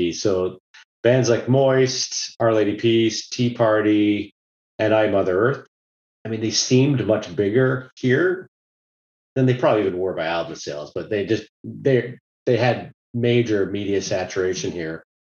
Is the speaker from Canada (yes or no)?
yes; Canada; I know I'm Canadian